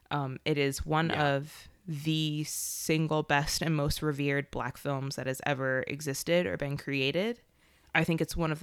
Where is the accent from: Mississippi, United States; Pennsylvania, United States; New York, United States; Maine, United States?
Pennsylvania, United States; Philadelphia; from Philadelphia.